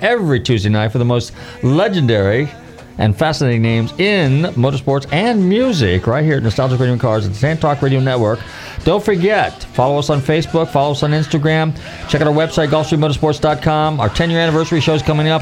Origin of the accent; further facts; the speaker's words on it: Northern California, United States; growing up in Northern California